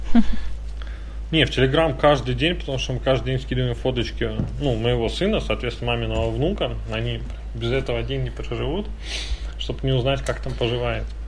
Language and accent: Russian; Saint Petersburg, Russia; Я просто как питерец